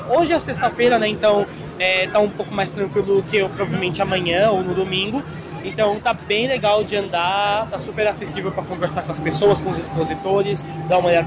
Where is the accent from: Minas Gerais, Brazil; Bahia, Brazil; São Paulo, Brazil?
São Paulo, Brazil; eu sou aqui de São Paulo